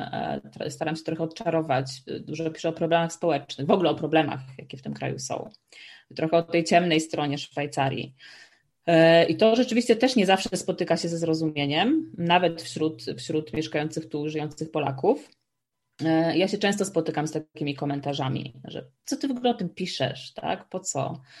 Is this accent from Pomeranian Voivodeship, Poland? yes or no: yes; Słupsk, Pomeranian Voivodeship, Poland; moved away as an adult; also born or lived in Warsaw / Amsterdam / Maastricht; now in Switzerland; nie jestem z Warszawy, jestem ze Słupska